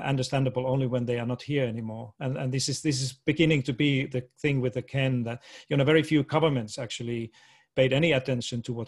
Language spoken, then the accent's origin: English; Finland; moved away as an adult; also born or lived in Washington, D.C. / Boston; I was born and raised in Finland, went through all the schooling and did all my university studied.